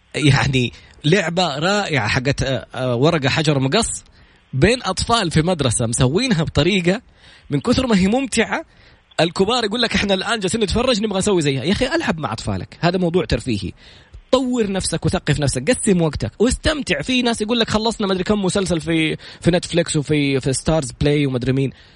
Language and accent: Arabic; Saudi Arabia